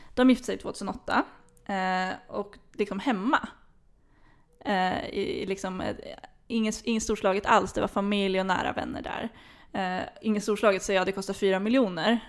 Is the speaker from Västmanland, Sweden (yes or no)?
no; Flen, Södermanland, Sweden; moved away; hemma i Flen